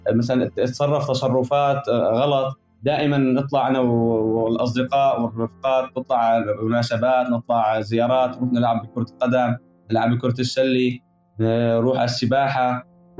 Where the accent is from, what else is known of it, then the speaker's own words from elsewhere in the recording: Aleppo Governorate, Syria; moved away as an adult; انا طفولتي بعيش بالريف الجنوبي كنت لمدينه حلب